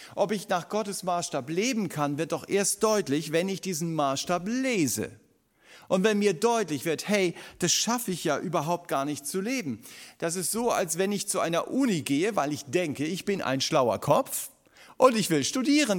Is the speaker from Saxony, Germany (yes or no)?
no; Stuttgart, Baden-Württemberg, Germany; uns als Stuttgarter